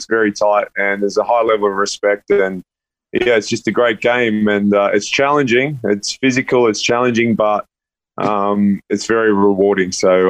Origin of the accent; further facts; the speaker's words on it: Sydney, New South Wales, Australia; moved away as an adult; now in Los Angeles, United States; I grew up in Western Sydney, and if you ever told me that at the back end of my career, I'd be sitting in Los Angeles playing rugby, like, I would never have believed it.